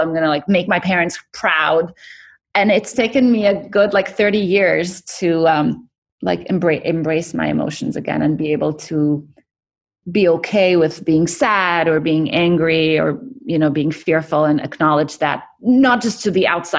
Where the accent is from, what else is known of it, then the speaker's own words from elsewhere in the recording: Kuwait; also born or lived in Cairo, Egypt; So my parents, I was born in Cairo, but right after they moved to Kuwait